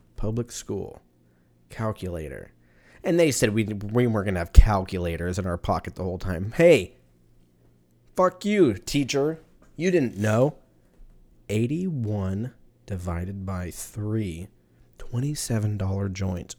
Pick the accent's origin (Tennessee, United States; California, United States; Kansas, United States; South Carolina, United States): California, United States; Southern; moved away as an adult; now in Texas, United States; I was born in Southern California